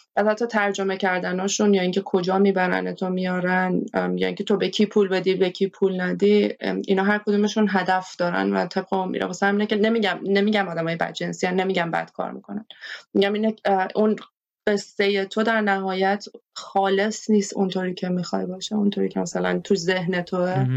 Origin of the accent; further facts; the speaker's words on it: Iran; moved away; also born or lived in Haiti; حتی توی ایران حتی توی من توی دهه 60 بزرگ شدم